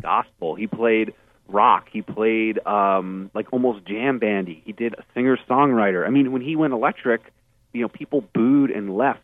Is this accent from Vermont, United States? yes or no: yes; Burlington, Vermont, United States; I grew up in Vermont, and so Bernie Sanders was the mayor when I was growing up